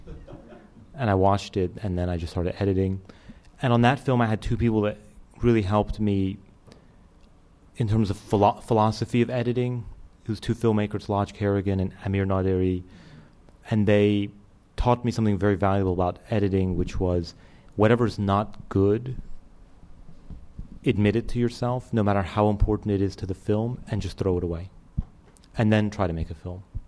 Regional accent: Winston-Salem, North Carolina, United States; my hometown of Winston-Salem, North Carolina

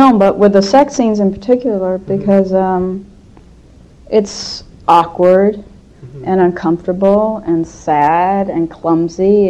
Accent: Los Angeles, California, United States; I grew up in Hollywood, so it's my home

